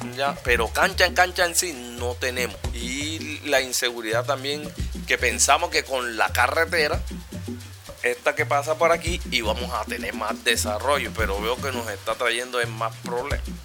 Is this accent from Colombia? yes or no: yes; Cartagena, Bolívar, Colombia; yo sí soy de aquí, soy cartagenero